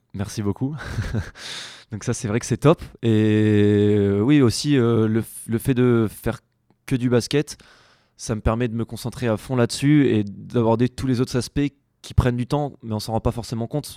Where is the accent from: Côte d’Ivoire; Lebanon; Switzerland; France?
France; La Rochelle, Nouvelle-Aquitaine; also born or lived in Poitiers; now in Bordeaux, France; moi je suis originaire de La Rochelle, j'y étais jusqu'à mes 17 ans.